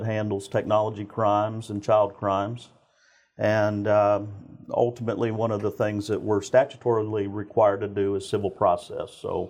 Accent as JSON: {"language": "English", "town": "Spring", "region": "Texas", "country": "United States", "tie": "born or raised there", "said": "So, ultimately, I grew up in Spring, Texas my entire life, and kind of followed in my father's footsteps."}